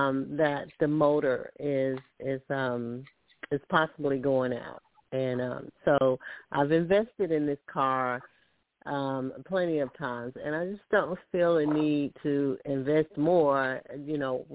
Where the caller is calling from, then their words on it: Alabama, United States; I'm calling from Alabama.